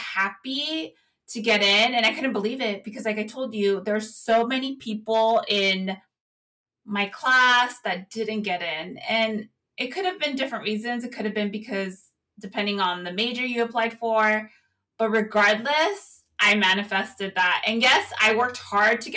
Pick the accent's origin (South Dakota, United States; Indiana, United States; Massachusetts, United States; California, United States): California, United States; Central Valley; moved away as an adult; also born or lived in Salinas, California / San Luis Obispo, California; I'm from the Central Valley